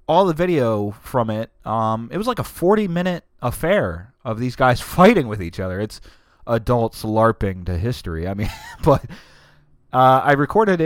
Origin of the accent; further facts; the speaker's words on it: Delaware, United States; from Delaware